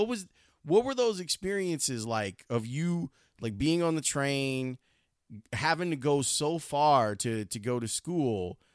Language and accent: English; Chicago, Illinois, United States; I grew up in Roseland. I grew up on, 112th and Halsted, right?